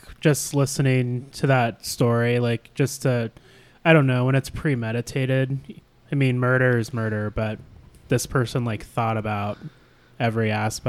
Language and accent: English; Alaska, United States; moved away; I picked a fellow Alaskan